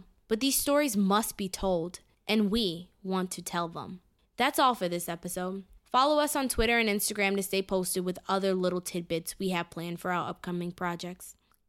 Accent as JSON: {"language": "English", "town": "Clermont", "region": "Florida", "country": "United States", "tie": "born or raised there", "said": "Groveland is located about 30 miles west of Disney World and about a 15-minute drive from where I grew up in Claremont, Florida."}